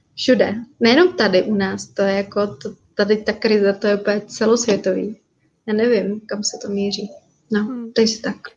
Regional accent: Jeseník, Olomouc Region, Czechia; moved away as an adult; now in Bali, Indonesia; my jsme původně ze Seníku

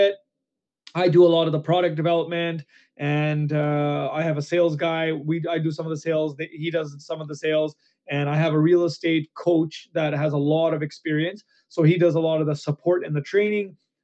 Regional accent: Canada; as a Canadian

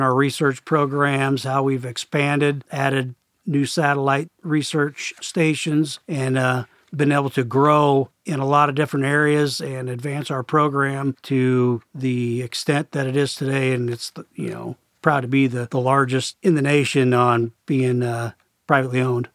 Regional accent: Perry, Iowa, United States; I grew up in Perry, Iowa, just a small town, about fifteen miles north of our main corporate office.

